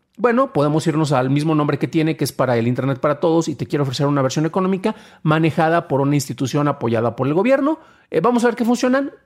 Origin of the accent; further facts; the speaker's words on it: San Juan de los Lagos, Jalisco, Mexico; mi ciudad natal, San Juan de los Lagos, Jalisco